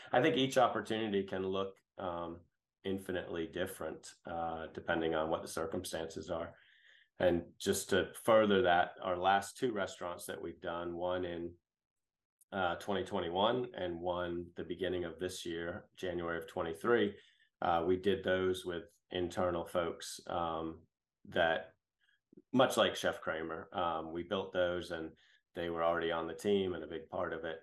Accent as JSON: {"language": "English", "region": "New Hampshire", "country": "United States", "tie": "born or raised there", "also_born_or_lived": "Boston", "moved": "as an adult", "lives_now": "Greenville, United States", "said": "I grew up in New England, um, born in Boston and raised in New Hampshire."}